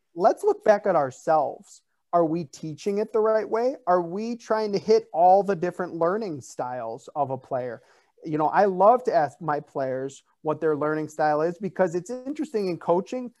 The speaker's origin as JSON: {"language": "English", "town": "Chicago", "region": "Illinois", "country": "United States", "said": "I'm from Chicago"}